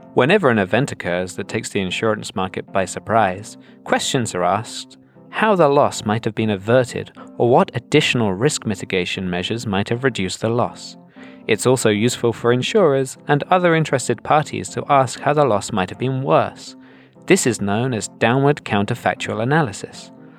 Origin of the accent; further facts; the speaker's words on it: United Kingdom; being British myself